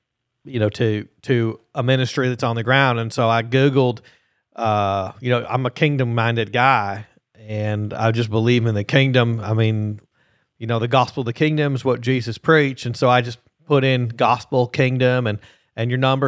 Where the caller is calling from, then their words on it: Gainesville, Florida, United States; Hi there. … I'm calling from Gainesville, Florida, and I'm looking to make a donation for a Thanksgiving giveaways for next week.